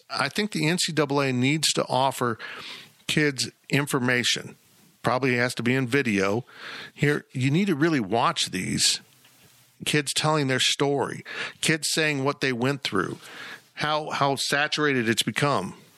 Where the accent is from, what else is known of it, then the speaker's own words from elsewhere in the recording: Salina, Kansas, United States; the advantages I had growing up in Salina, Kansas